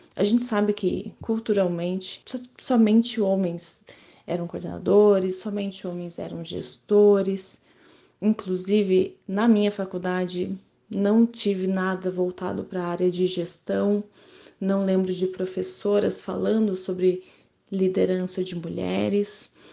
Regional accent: Curitiba, Paraná, Brazil; sou de Curitiba, Paraná

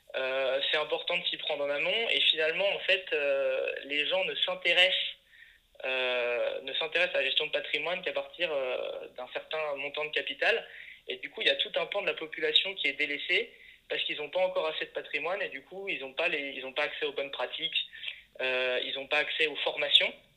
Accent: Le Creusot, Bourgogne-Franche-Comté, France; moved away; also born or lived in Paris; je viens de la Bourgogne, d'une ville qui s'appelle Le Creusot

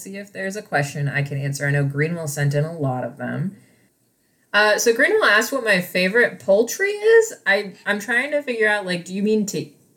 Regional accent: Midwest, United States; I grew up in the Midwest

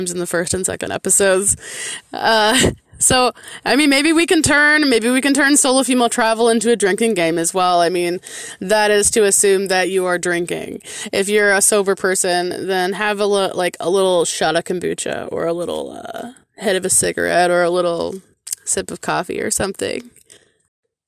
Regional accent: Michigan, United States; in my home state of Michigan

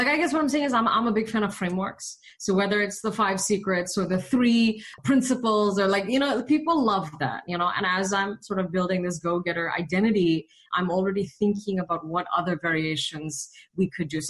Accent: India; accent: British and Indian; also born or lived in Malaysia; now in United States; So my foundations are Asian. So British school in Malaysia, English school in India. So my accent was actually like British and Indian when I came to the States

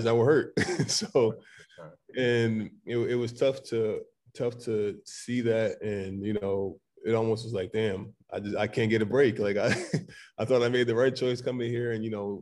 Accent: Middletown, Connecticut, United States; also born or lived in Mount Vernon, New York; I was born in Mount Vernon, New York, but I lived in Connecticut most of my life, and that's where I consider home. Middletown, Connecticut is where, you know, I consider I'm from

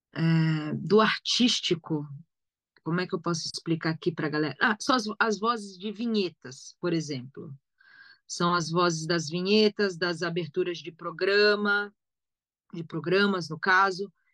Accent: São Paulo, Brazil; accent: São Paulo (paulista); moved away as an adult; also born or lived in Rio de Janeiro; eu tinha o sotaque de São Paulo

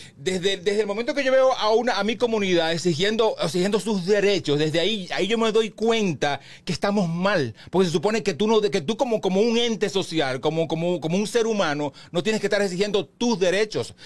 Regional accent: Baní, Peravia, Dominican Republic; now in Santo Domingo, Dominican Republic; mi pueblo que es, que es Baní

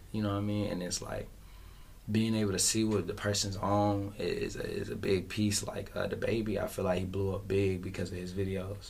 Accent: Fayetteville, North Carolina, United States; I'm from Westside Fayetteville, North Carolina.

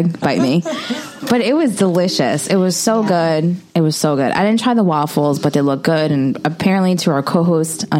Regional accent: New York City, New York, United States; I grew up in the Bronx

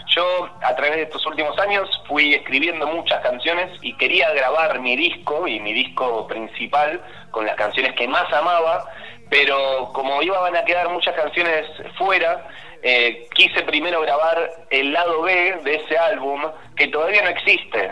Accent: Banfield, Buenos Aires Province, Argentina; moved away as an adult; now in Buenos Aires, Argentina

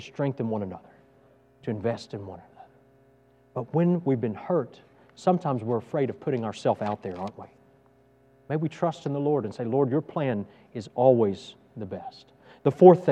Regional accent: Texas, United States; moved away as an adult; I'm from Texas and I love Texas

